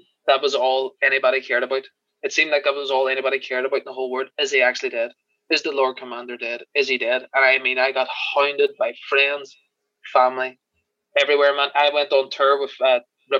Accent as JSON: {"language": "English", "country": "Ireland", "accent": "Irish"}